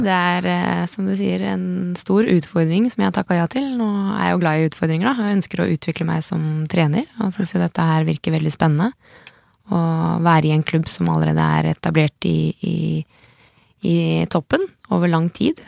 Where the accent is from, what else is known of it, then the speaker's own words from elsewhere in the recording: Slemmestad, Buskerud, Norway; jeg er fra Buskerud. Eh, Slemmestad. Det er ikke så langt fra Drammen